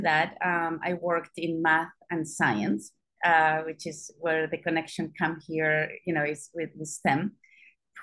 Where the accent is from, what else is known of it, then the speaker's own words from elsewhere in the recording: Spain; moved away; I don't come from the US, I don't come from the UK, I come from Spain. I was still born during a dictatorship in Spain. You know, so my schooling